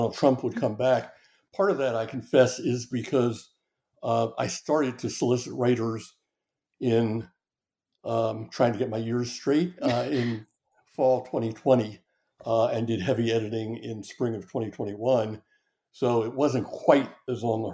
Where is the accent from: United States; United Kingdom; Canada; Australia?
United States; the North; moved away; I'm from the North